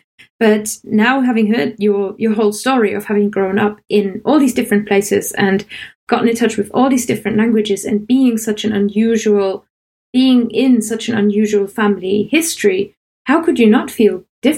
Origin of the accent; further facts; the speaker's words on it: Germany; English is a second language; now in United Kingdom; growing up in Germany is very different to living in England.